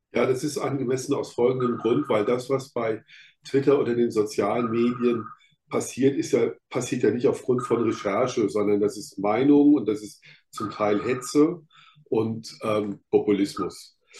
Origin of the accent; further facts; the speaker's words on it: Rhineland-Palatinate, Germany; ich komme aus der Pfalz